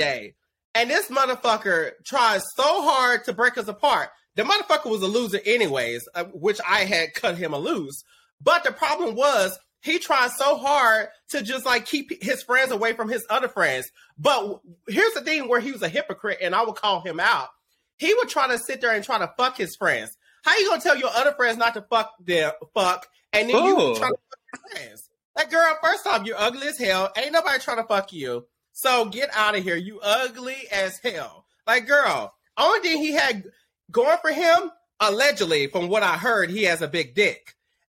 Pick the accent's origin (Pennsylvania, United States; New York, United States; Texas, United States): Texas, United States; Dallas; now in Los Angeles, United States; my hometown of Dallas